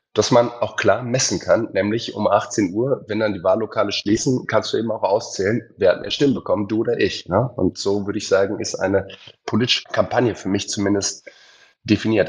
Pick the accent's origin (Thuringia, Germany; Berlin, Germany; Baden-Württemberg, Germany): Baden-Württemberg, Germany; Heidelberg; ich bin in Heidelberg groß geworden